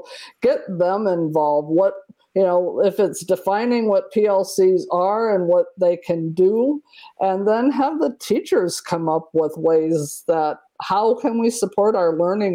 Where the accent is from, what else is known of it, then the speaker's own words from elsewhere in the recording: Iowa, United States; I'm from Iowa